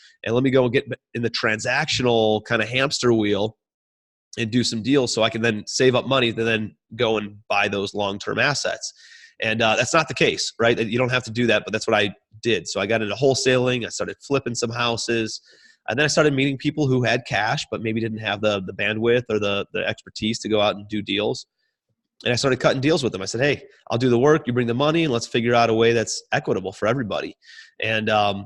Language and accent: English; Cleveland, Ohio, United States; moved away as an adult; also born or lived in New York City; I'm from Cleveland, Ohio, moved out to New York City